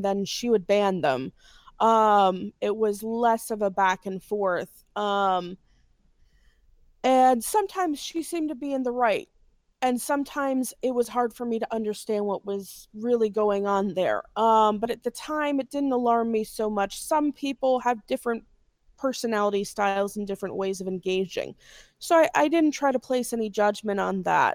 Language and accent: English; Gary, Indiana, United States; I'm from Gary, Indiana